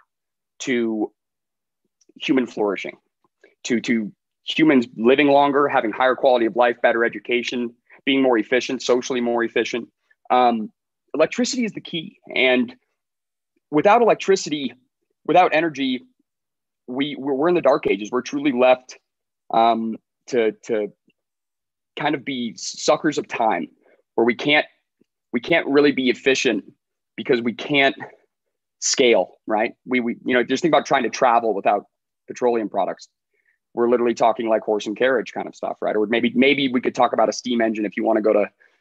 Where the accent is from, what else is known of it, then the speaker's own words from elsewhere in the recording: Colorado, United States; I'm a nobody from Colorado with a really loud dog